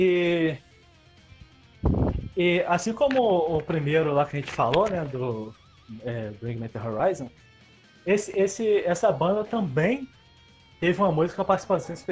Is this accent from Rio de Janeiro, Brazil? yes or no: yes; Rio de Janeiro, Brazil; Eu sou do interior do estado, eu sou fluminense Só que é, a minha cidade, ela fica na divisa com Minas e com o Espírito Santo, ali, bem ao norte do estado.